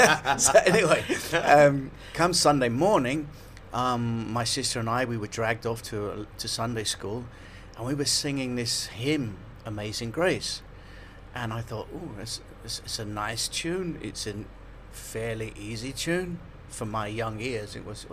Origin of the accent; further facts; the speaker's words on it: Liverpool, North West England, United Kingdom; moved away as an adult; Liverpool, and yeah, I grew up there.